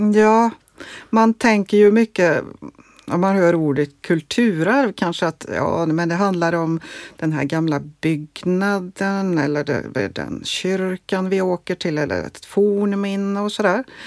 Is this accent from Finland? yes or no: no; Norway; also born or lived in Gothenburg, Sweden; now in Sweden; jag är från Norge